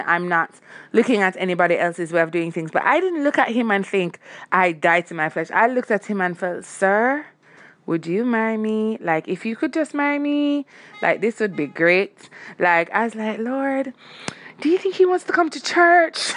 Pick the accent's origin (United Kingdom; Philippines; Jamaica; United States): Jamaica; I'm Jamaican